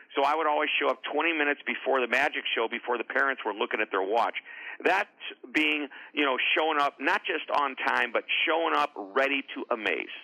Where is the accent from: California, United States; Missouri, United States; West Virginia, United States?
Missouri, United States; St. Louis; I'm from a suburb just outside of St. Louis